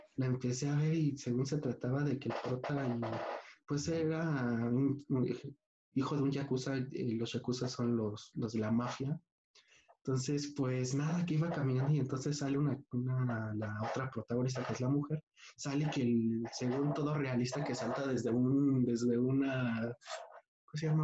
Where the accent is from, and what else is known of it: Mexico